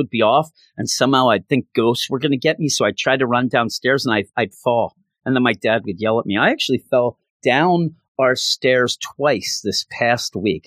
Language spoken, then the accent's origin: English; Philadelphia, Pennsylvania, United States; also born or lived in Bucks County, Pennsylvania; I'm from the Philadelphia area